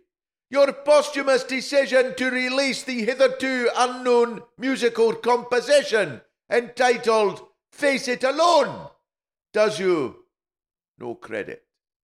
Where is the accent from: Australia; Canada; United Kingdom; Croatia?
United Kingdom; Hexham, North East England; I know that we sound like we're northeast and all that, but we're from Hexham, I promise it's not Newcastle.